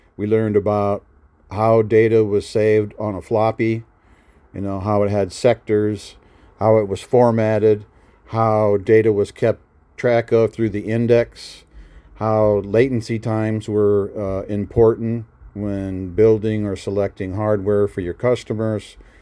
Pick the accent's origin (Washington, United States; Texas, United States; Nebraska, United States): Nebraska, United States; moved away as an adult; I was from Nebraska